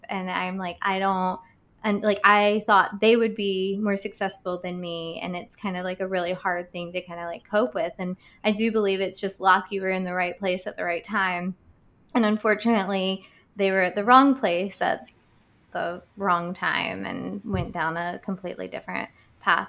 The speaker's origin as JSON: {"language": "English", "area": "Boone County", "region": "West Virginia", "country": "United States", "tie": "born or raised there", "moved": "yes", "said": "I'm from Boone County"}